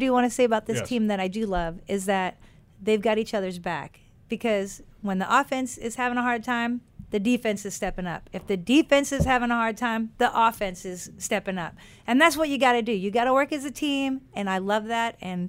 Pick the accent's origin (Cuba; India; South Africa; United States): United States; New England; I grew up in New England.